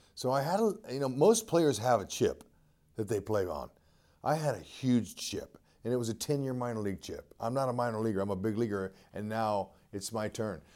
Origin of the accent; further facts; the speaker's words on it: Fresno, California, United States; the great coaching I had growing up in Fresno, California